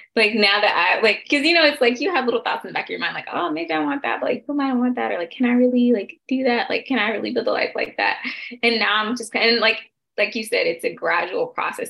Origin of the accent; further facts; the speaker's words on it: Stone Mountain, Georgia, United States; now in Washington, D.C., United States; I am from Stone Mountain, Georgia. I am based in the Washington, D.C. area